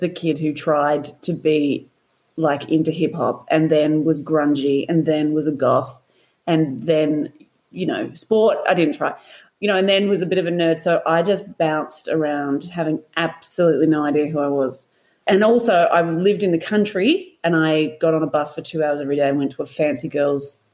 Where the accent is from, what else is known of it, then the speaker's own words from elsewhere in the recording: Melbourne, Victoria, Australia; also born or lived in Perth; I am from Melbourne